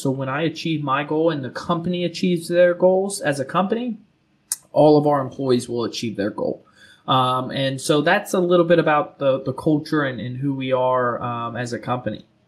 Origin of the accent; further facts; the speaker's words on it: South Florida, United States; now in Charlotte, United States; I'm originally from South Florida